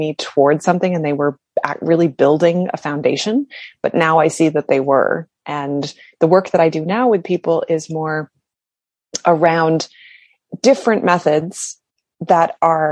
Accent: Canada; I'm from Canada

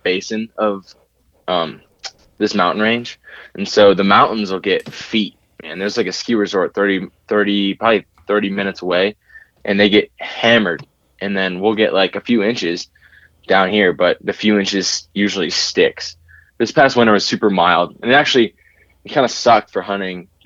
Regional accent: Auburn Township, Ohio, United States; moved away as an adult; now in Bozeman, United States; I'm originally from a small town outside of Cleveland, Ohio. It's called Auburn Township.

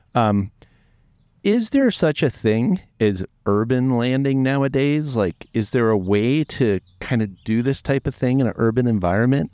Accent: Baltimore, Maryland, United States; moved away as an adult; also born or lived in Annapolis, Maryland; now in Montana, United States; growing up in Baltimore, and, and we were always coming to Montana to fly fish.

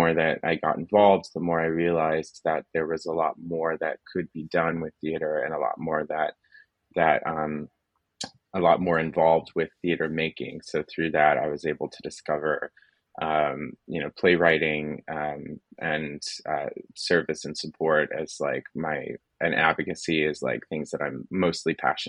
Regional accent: Florida, United States; so I'm originally from Florida, which is where I am now

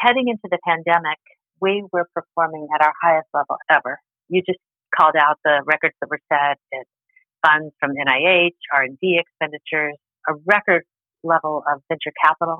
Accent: Colorado, United States; now in Arizona, United States; I'm from Colorado originally.

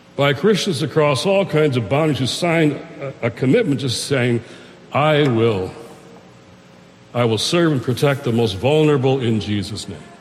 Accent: Detroit, Michigan, United States; I'm in Detroit, Michigan, my hometown

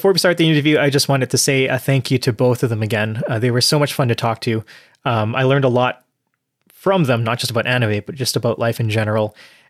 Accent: Canada; And as a Canadian, like, there's that Canadian connection.

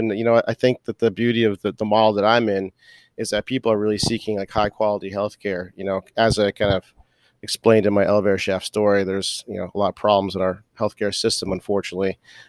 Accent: Boston, Massachusetts, United States; I'm from Boston. So I play hockey.

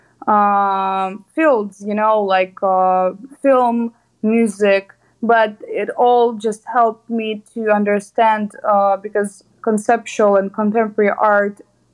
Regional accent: Kyiv, Ukraine; I'm an artist from Ukraine, Kyiv. Graduated from the Academy of Arts in Kyiv, Ukraine.

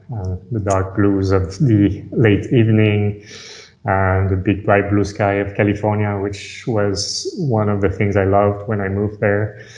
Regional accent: France; English is a second language; So I came from France. I'm a pure product of the French system, I would say. Grew up in France, moved around a lot.

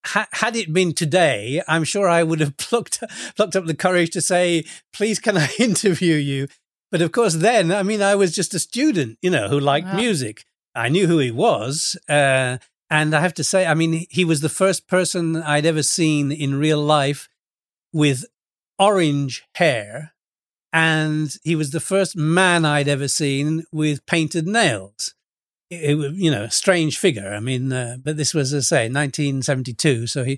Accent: England, United Kingdom; I come from England and I sing and I play guitar

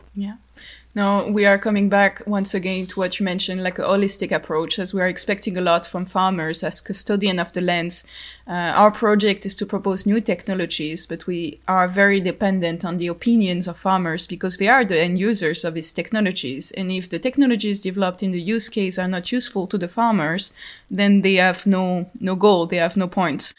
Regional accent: France; accent: French; English is a second language; as you can hear to my accent, I'm French

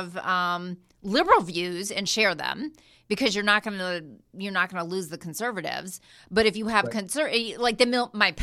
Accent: Ohio, United States; I grew up in Ohio

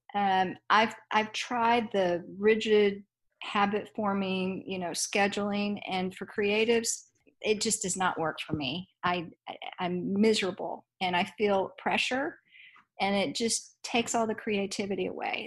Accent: Dallas, Texas, United States; I grew up in Dallas, Texas

